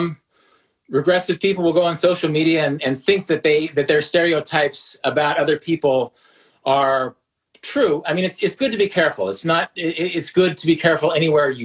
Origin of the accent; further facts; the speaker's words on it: Kansas, United States; I'm a straight white dude from the middle of the country